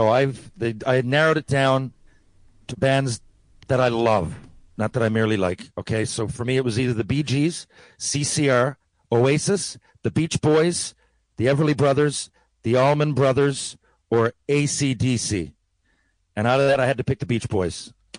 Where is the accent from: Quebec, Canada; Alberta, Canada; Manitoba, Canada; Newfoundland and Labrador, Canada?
Quebec, Canada; Sherbrooke; I'm from Sherbrooke. I'm really, really excited.